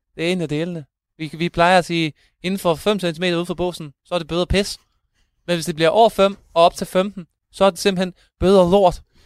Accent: Thyregod, Central Denmark Region, Denmark; also born or lived in Aarhus; jeg kommer også, øh, fra Thyregod

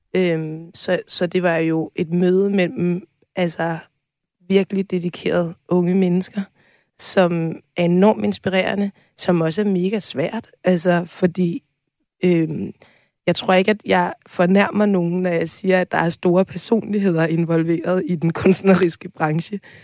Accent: Tårnby, Capital Region of Denmark, Denmark; Tormby Teater, som øh, ligger ret tæt på, hvor jeg er opvokset

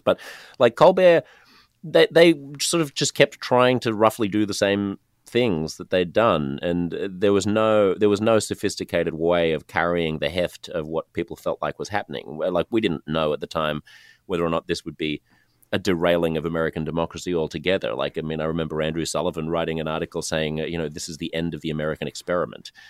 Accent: Sydney, New South Wales, Australia; I'm from Sydney, which is the largest city in the most populous state

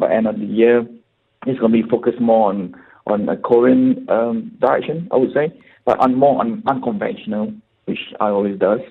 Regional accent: Singapore; now in Dubai, United Arab Emirates; I'm from Singapore, purely. Okay. Uh, raised and born in, from Singapore.

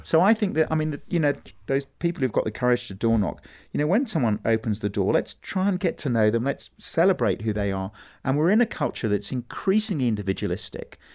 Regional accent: England, United Kingdom; it was about being English

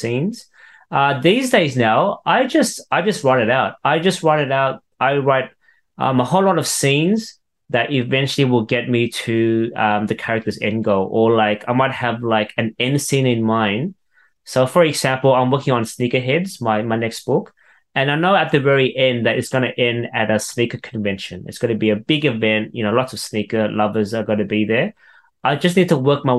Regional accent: Sydney, New South Wales, Australia; I grew up in Western Sydney

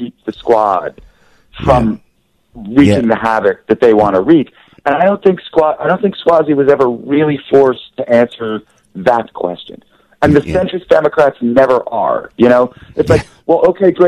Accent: Pennsylvania, United States; I grew up in Pennsylvania

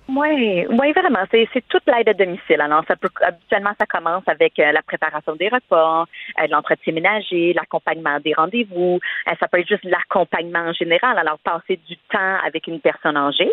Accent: Saint-Bruno-de-Montarville, Quebec, Canada; first language English; French is a second language; Je peux pas le cacher, mais je viens du Québec

